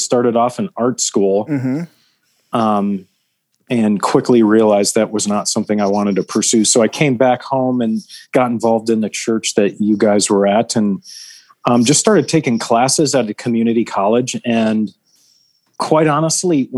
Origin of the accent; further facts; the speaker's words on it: Chicago, Illinois, United States; I grew up in the Chicago suburbs. I've lived here all my life